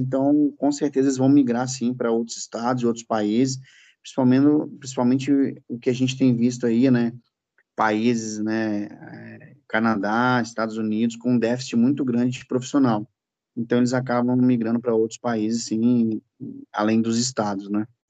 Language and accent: Portuguese; Espírito Santo, Brazil; moved away as an adult; now in Rio de Janeiro, Brazil; Eu sou do Espírito Santo, natural do Espírito Santo